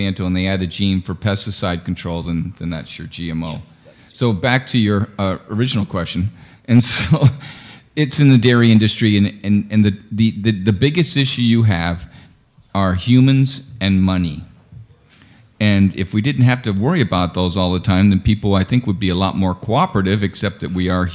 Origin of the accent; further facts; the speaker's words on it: Vermont, United States; I'm from Vermont